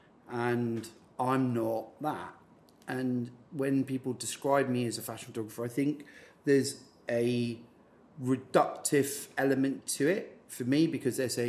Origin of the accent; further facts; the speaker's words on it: Scotland, United Kingdom; I'm from Scotland.